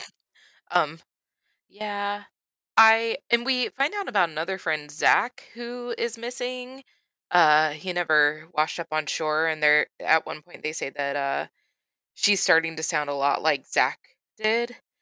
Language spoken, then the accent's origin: English; Florida, United States; I grew up in Florida, and I went to the beach a lot and swam in the ocean a lot